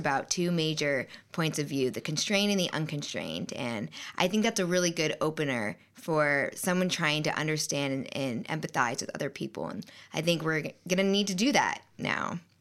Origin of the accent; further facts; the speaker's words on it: Tampa, Florida, United States; moved away; I'm from Tampa, Florida, and there was a lot of red there, even in my family